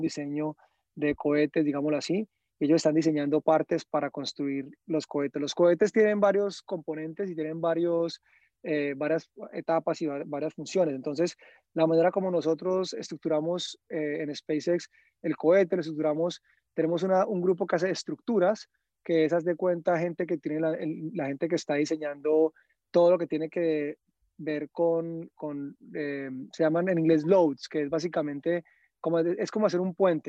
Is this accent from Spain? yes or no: no; Cali, Valle del Cauca, Colombia; now in United States; yo crecí, yo nací en el 84, yo crecí en los 90 en Cali